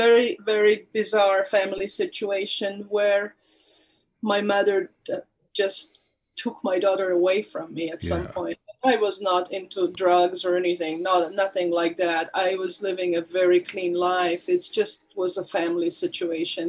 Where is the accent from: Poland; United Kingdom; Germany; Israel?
Poland; moved away; I was born in Poland. My parents were actors. I grew up in an actor's family.